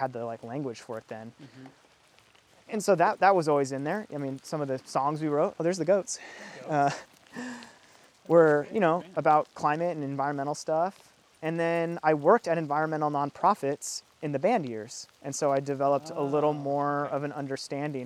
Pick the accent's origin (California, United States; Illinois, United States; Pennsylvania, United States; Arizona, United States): Arizona, United States; moved away as an adult; now in Seattle, United States; the first time I had ever lived somewhere outside of where I grew up in Arizona